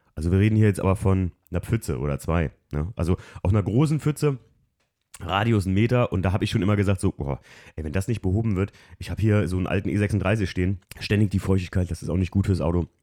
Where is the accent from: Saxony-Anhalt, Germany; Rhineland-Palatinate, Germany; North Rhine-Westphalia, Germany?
Rhineland-Palatinate, Germany; Alken; Wir sind an der Mosel groß geworden, in Alken, wo eigentlich regelmäßig Hochwasser sind